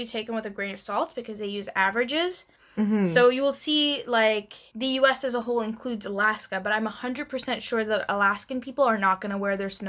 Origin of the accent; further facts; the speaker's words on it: India; now in Canada; so when I went back home to India this time